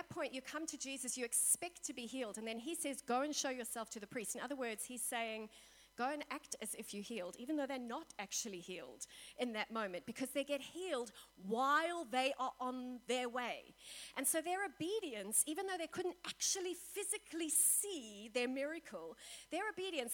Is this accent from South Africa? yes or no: yes; South Africa; we in South Africa